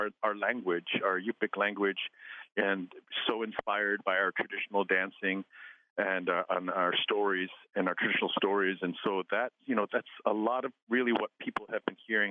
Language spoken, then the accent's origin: English; Alaska, United States; I'm from Mamtrechler